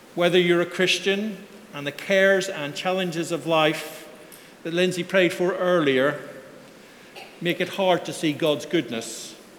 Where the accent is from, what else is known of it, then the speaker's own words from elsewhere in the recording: Belfast, Northern Ireland, United Kingdom; moved away; my Sunday school growing up in Belfast